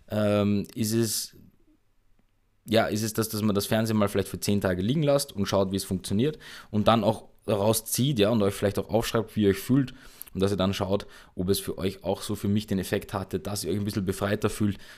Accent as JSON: {"language": "German", "country": "Austria", "said": "bei uns in Österreich nennt sich das dann Teenager werden Mütter"}